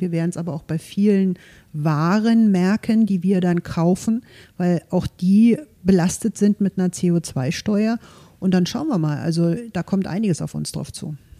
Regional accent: Potsdam, Brandenburg, Germany; moved away as an adult; also born or lived in Leipzig / Munich / Berlin; Ich bin hier in Potsdam geboren, in Golm groß geworden, war zwischenzeitlich natürlich auch in Leipzig, in München, in Berlin, bin aber wieder zurück in meine Heimat

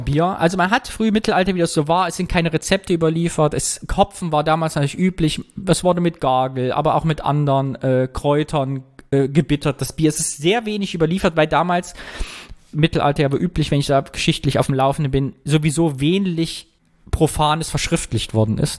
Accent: Kyffhäuserkreis, Thuringia, Germany; mein Ort, wo ich herkomme, aus dem Küffhäuserkreis

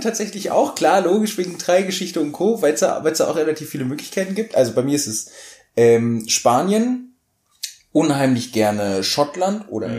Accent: Hanover, Lower Saxony, Germany; wir kommen aus Hannover und als Hannoveraner

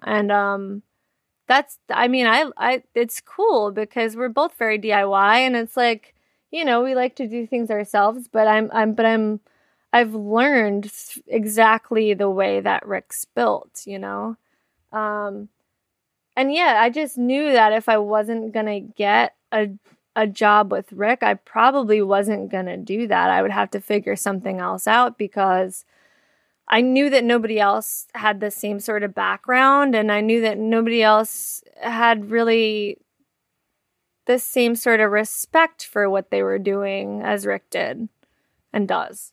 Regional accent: Hazlet, New Jersey, United States; also born or lived in East Windsor, New Jersey; I grew up in Hazlitt, New Jersey, and then I lived in East Windsor, New Jersey for a while

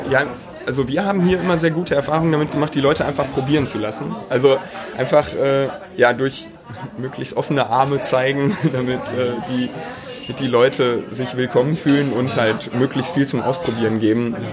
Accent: Duisburg, North Rhine-Westphalia, Germany; Also groß geworden bin ich in Buchholz. Das ist ja quasi so der High Society Stadtteil von Duisburg mehr oder weniger.

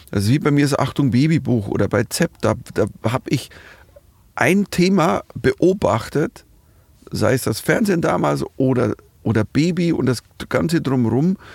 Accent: Munich, Bavaria, Germany; ich komme aus Bayern. Wir waren die ganze Zeit immer High-Risk-Gebiet. Immer wenn ich irgendwo hinkam und sage, ich bin aus München.

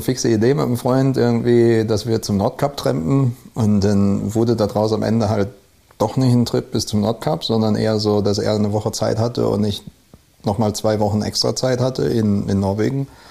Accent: Neuwied, Rhineland-Palatinate, Germany; moved away; also born or lived in Westerwald / Oslo, Norway; aus dem Rheinland. Also ich bin halb halb im Westerwald und äh, in Neuwied aufgewachsen

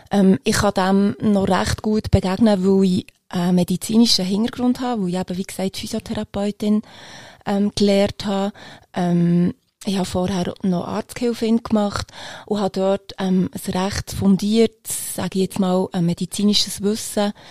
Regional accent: Bern, Switzerland; now in Eastern Switzerland; ich bin eine Bernerin ursprünglich, die seit aber 20 Jahren ähm, in der Ostschweiz lebt.

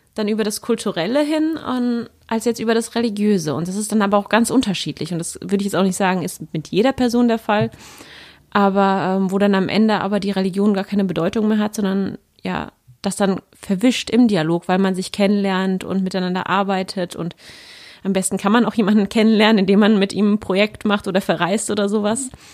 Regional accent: Germany; bin aber jetzt deutsch, ich bin in Deutschland aufgewachsen, geboren aufgewachsen

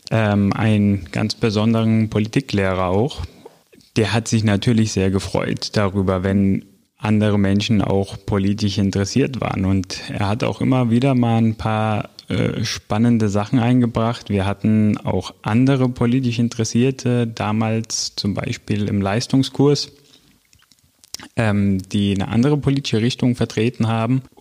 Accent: Greece; früher auch aus äh, meiner Heimat in Griechenland

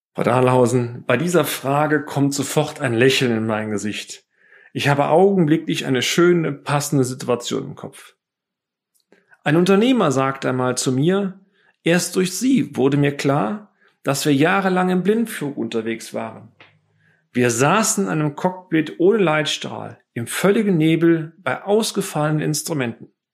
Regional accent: Bonn, North Rhine-Westphalia, Germany; innerhalb der Freiwilligen Feuerwehr Bonn, meiner Heimatstadt

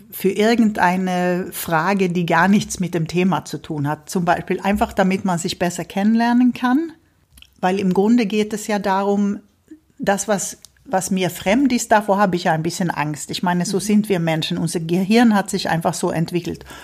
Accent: Sweden; Ich habe ja als Schwedin auch meine schwedische mhm. Schulverein, wo wir uns, wo wir unsere Feste feiern, unsere Kinder äh, dazu, also helfen, zweisprachig zu werden

